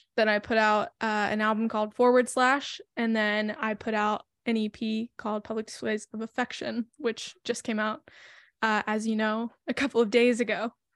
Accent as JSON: {"language": "English", "region": "Tennessee", "country": "United States", "said": "I'm from Tennessee, which is also where I currently live."}